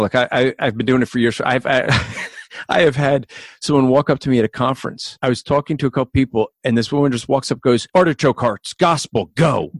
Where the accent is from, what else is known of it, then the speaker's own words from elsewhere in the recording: New Zealand; accent: Kiwi; with my Kiwi accent